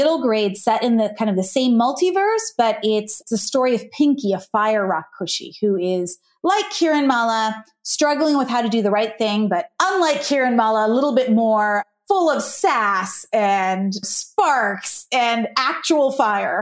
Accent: United States; also born or lived in Ohio / New Jersey; My parents came from India, but I grew up in Ohio and New Jersey

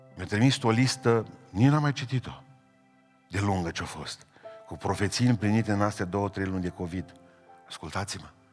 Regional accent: Romania; suntem săraci, că suntem români

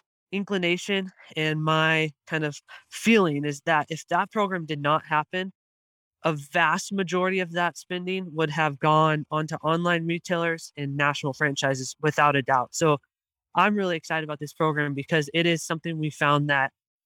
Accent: Calaveras County, California, United States; now in Tuolumne County, United States; So County of Tuolumne is not my original county of residence. I'm actually from Calaveras County.

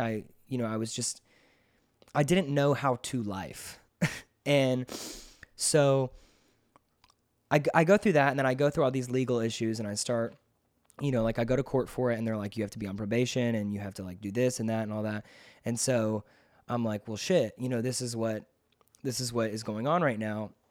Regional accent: McDonough, Georgia, United States; also born or lived in Rockdale, Georgia; I was raised in nearby McDonough, Georgia

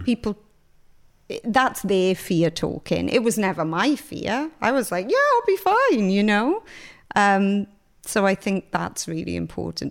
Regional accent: Pontypool, Wales, United Kingdom; moved away as an adult; I grew up in Griffiths Town

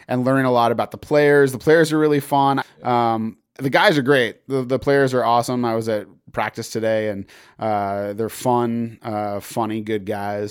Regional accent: Massachusetts, United States; I grew up in Massachusetts

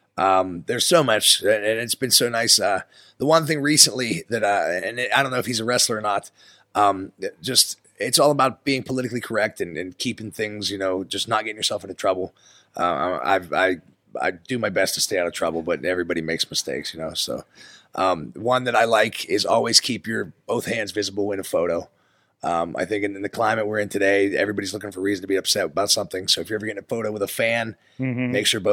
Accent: United States; So, you know, being an American here in Pittsburgh, that's able to speak Spanish to some of these Mexicans, you know, I think they appreciate it.

